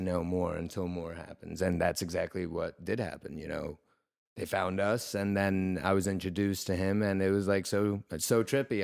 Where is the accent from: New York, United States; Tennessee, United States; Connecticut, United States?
New York, United States; moved away as an adult; also born or lived in Russia; now in California, United States; I'm originally from Russia, but I grew up in New York, and uh, I got out to California almost two years ago